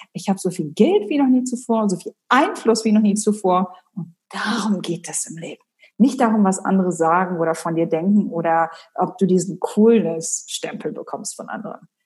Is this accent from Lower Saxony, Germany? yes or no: yes; Hanover, Lower Saxony, Germany; moved away as an adult; also born or lived in Abu Dhabi, United Arab Emirates; Ich komme ursprünglich aus Hannover